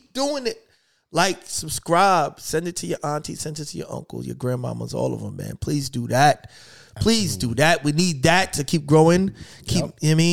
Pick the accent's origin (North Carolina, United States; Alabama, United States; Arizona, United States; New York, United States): New York, United States; New York City; now in Philadelphia, United States; I'm from Brooklyn